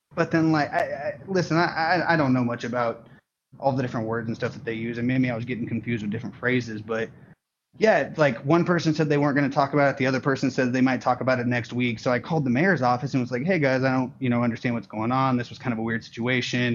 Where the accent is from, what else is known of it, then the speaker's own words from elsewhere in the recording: Portland, Oregon, United States; I grew up in Portland, Oregon